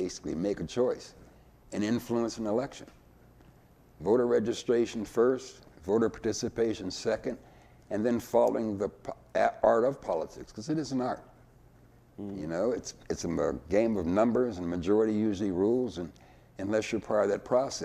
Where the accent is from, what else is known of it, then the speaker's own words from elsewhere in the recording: Erie, Pennsylvania, United States; also born or lived in Mississippi; I basically grew up in Erie, went to Erie schools, and went to Penn State